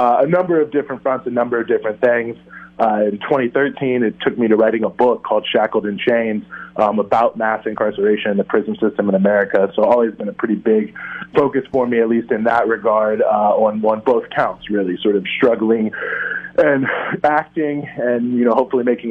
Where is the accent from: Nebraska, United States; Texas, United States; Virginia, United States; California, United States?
Virginia, United States; Charlottesville; moved away as an adult; also born or lived in Washington, D.C.; now in New York, United States; I'm originally from Virginia, Charlottesville, Virginia, yes, the infamous Charlottesville of the 2017 events, where I grew up